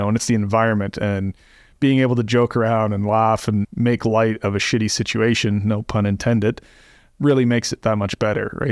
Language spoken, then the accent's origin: English; Canada; moved away; I'm from Canada originally